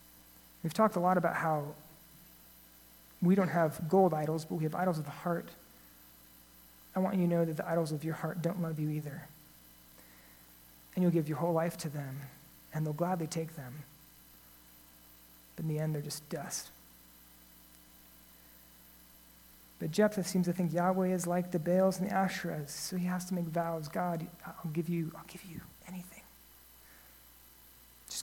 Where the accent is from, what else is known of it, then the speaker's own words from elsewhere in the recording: United States; as an American